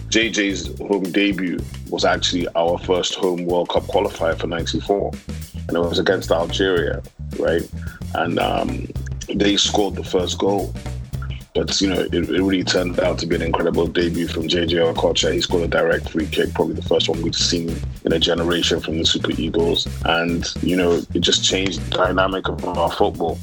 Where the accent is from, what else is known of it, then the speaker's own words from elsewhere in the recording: Nigeria; as a Nigerian